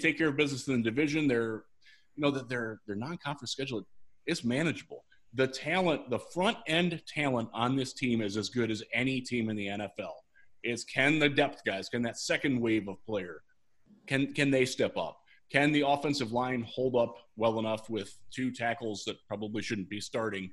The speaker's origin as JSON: {"language": "English", "town": "Vermilion", "region": "Ohio", "country": "United States", "tie": "born or raised there", "said": "my hometown of Vermilion, Ohio"}